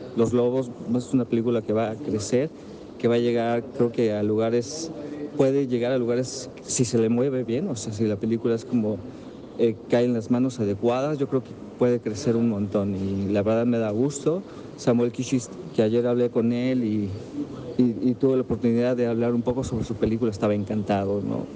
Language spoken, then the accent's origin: Spanish; Mexico; los que escribimos sobre cine y que somos mexicanos